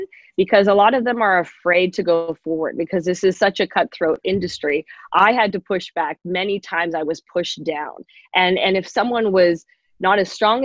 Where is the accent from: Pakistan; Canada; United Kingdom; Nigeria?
Canada; Being Canadian